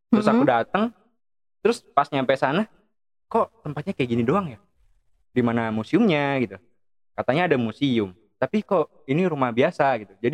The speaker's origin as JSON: {"language": "Indonesian", "region": "Java", "country": "Indonesia", "said": "nah itu kalau di saya orang Jawa kadang-kadang kayak kok oh, ketus banget ya"}